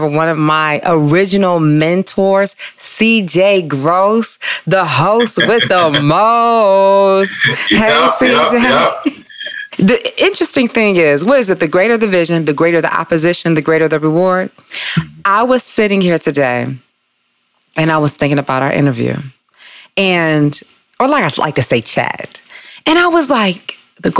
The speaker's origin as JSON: {"language": "English", "town": "Detroit", "region": "Michigan", "country": "United States", "said": "I'm from Detroit. What up, though? Right there off of 8 Mile between Evergreen and Lasher. And I'm just a Detroit girl"}